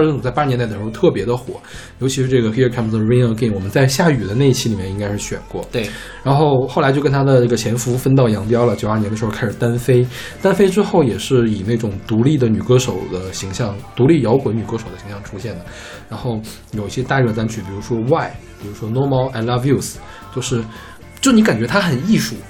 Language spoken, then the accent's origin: Chinese; Northeast China, China; 东北东北的歌还是能唤起我的故乡回忆的